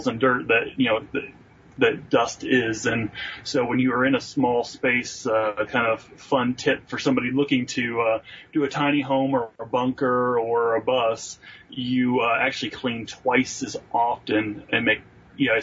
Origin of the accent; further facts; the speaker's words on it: northern Ohio, United States; moved away; So I'm a Yankee. I grew up in Ohio, northern Ohio at that.